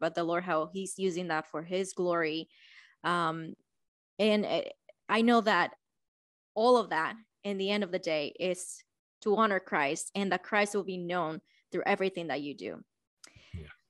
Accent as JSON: {"language": "English", "country": "Dominican Republic", "moved": "yes", "said": "I am from Dominican Republic"}